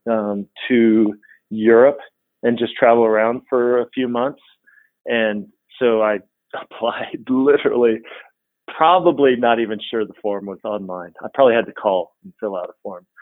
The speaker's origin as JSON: {"language": "English", "town": "Fort Worth", "region": "Texas", "country": "United States", "tie": "born or raised there", "also_born_or_lived": "London / San Francisco / Dallas, Texas / Austin, Texas", "said": "I grew up in Fort Worth, Texas. Grew up in Texas most of my life."}